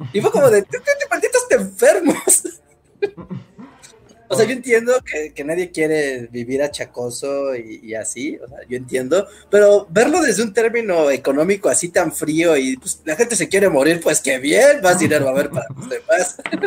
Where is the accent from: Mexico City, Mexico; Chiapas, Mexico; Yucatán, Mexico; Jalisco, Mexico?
Mexico City, Mexico; yo soy de Ciudad de, México, nacido, crecido y vivido ahí.